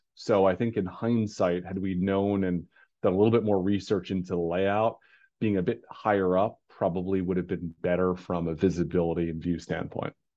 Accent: New York, United States; native New Yorker

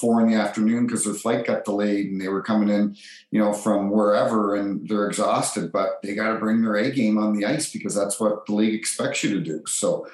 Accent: New Brunswick, Canada; also born or lived in Toronto, Ontario; I was born in Toronto and was put up for adoption, and a few months later was adopted. The family then moved to New Brunswick and grew up

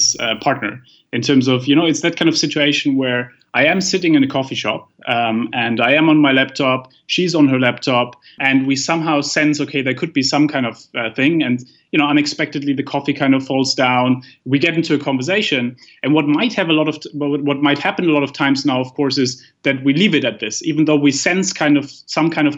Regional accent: Germany; I come from Germany

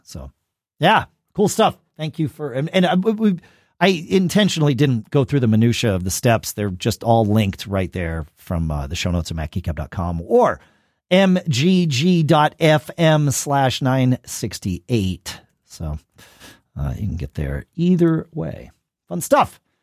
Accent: United States; I'm an American

